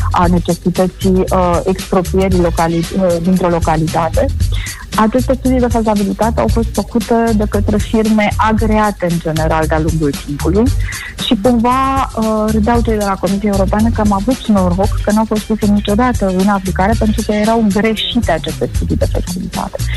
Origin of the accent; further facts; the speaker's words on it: Moldavia, Romania; Dar pe care deocamdată noi moldovenii o plătim